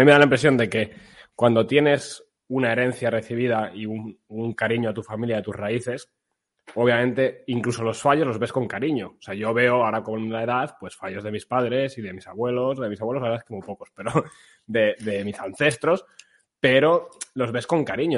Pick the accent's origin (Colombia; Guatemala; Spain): Spain; como españoles